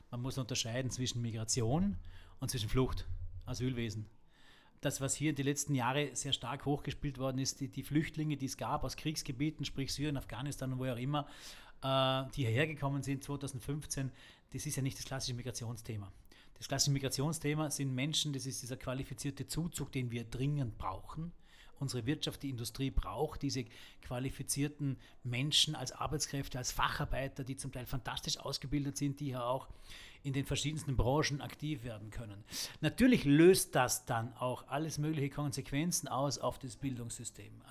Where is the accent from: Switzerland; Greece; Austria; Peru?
Austria; Bludenz, Vorarlberg; wir sitzen hier in Bludenz, in meiner Heimatstadt, ähm, was eine alte Eisenbahnerstadt war